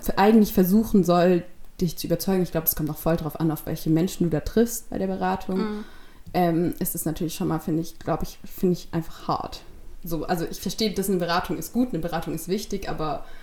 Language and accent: German; Stuttgart, Baden-Württemberg, Germany; ich komme aus Stuttgart